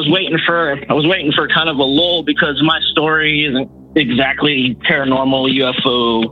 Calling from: Walla Walla, Washington, United States; from Walla Walla.

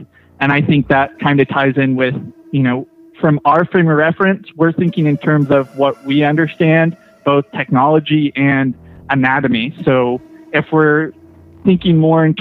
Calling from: Fortuna, California, United States; I'm calling from Northern California, Fortuna

